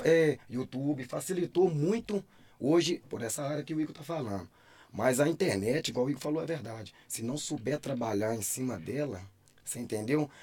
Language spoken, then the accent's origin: Portuguese; Caeté, Minas Gerais, Brazil; eu sou de Caeté